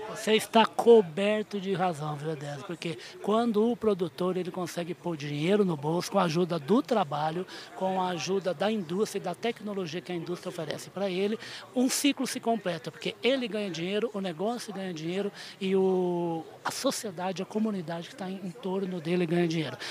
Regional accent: Uberaba, Minas Gerais, Brazil; Ele é meu conterrâneo, que eu sou de Uberaba

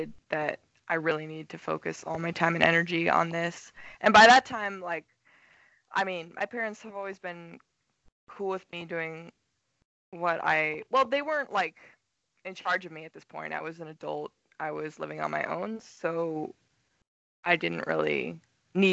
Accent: Soldotna, Alaska, United States; moved away as an adult; also born or lived in Rexburg, Idaho / Portland, Oregon; now in Los Angeles, United States; I'm originally from Soldotna, Alaska, and I was born and raised there.

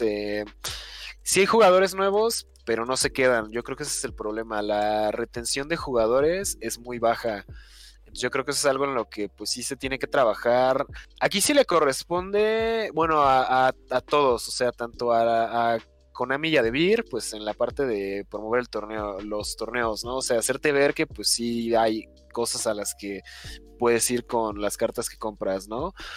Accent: Mexico; also born or lived in Toluca

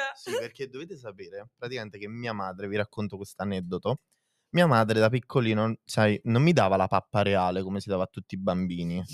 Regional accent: province of Naples, Campania, Italy

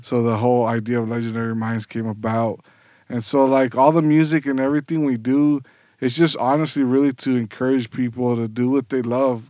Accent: South Gate, California, United States; moved away as an adult; also born or lived in San Fernando Valley; now in Long Beach, United States; I actually was born and raised in Southgate.

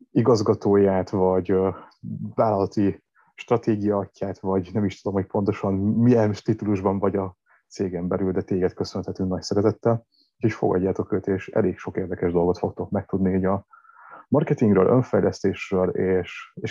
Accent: Győr, Győr-Moson-Sopron, Hungary; born or raised there; moved away as an adult; also born or lived in Germany; now in Budapest, Hungary

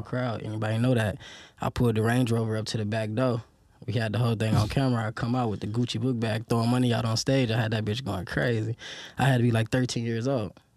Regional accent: Detroit, Michigan, United States; growing up in Detroit

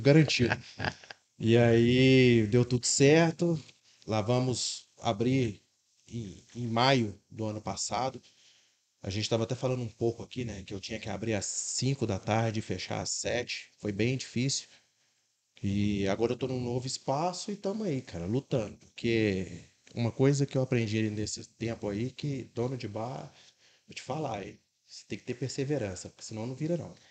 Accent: Belo Horizonte, Minas Gerais, Brazil; now in Contagem, Brazil; sou de Belo Horizonte, resido em Contagem é, aproximadamente uns cinco anos

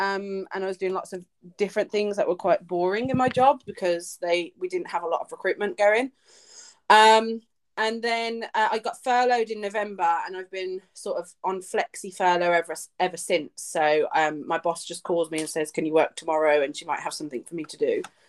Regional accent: Birmingham, West Midlands, United Kingdom; So I am in Birmingham, born and raised in Birmingham, in the United Kingdom.

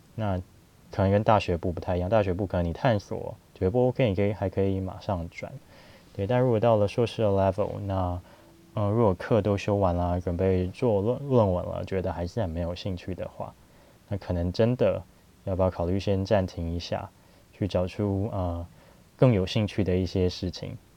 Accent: Taiwan; 我们就是台湾的

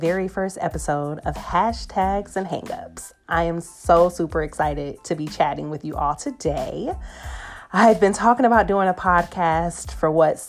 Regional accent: Atlanta, Georgia, United States; accent: Southern; now in Los Angeles, United States; LA is where I reside, Atlanta, GA will always be home and is the source of my Southern accent

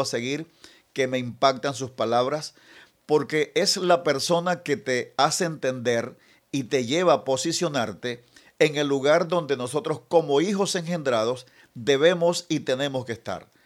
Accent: Venezuela; estamos viviendo como, como venezolanos

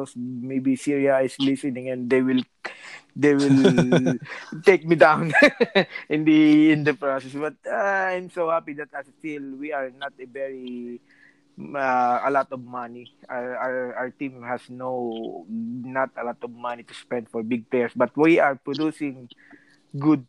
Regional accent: Philippines; now in Rome, Italy; I'm a Filipino just working here in Rome.

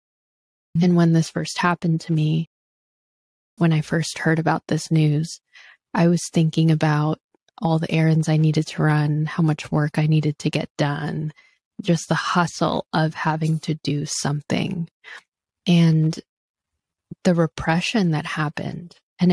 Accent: Philippines; And as a leader, as a professor, as a therapist, as a woman, as a Filipino woman, we have so many intersectionalities.

